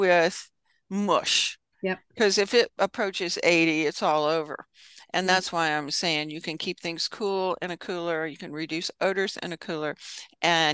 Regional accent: the South, United States; I'm a Southerner

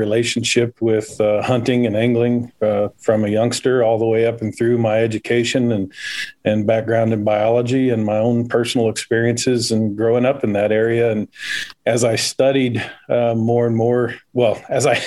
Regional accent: Bakersfield, California, United States; accent: drawl; I grew up outside of Bakersfield

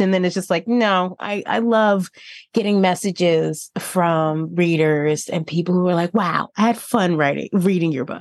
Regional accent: New Jersey, United States; moved away; also born or lived in Tennessee; my home state

